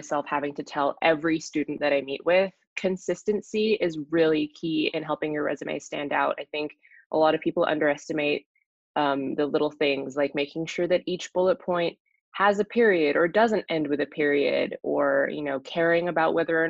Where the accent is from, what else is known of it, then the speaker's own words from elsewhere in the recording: Singapore; moved away as an adult; also born or lived in Minnesota, United States; now in Boston, United States; I grew up in Singapore, but my dad's from the Netherlands. My mom's from Indonesia